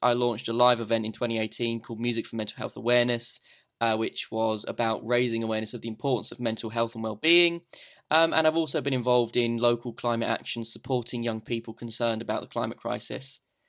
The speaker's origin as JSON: {"language": "English", "town": "Hertford", "region": "East of England", "country": "United Kingdom", "tie": "born or raised there", "said": "I was born in Hertford. I went to school here."}